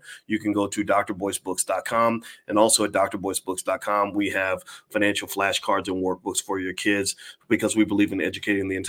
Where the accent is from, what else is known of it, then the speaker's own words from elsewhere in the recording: Louisville, Kentucky, United States; I'm from Louisville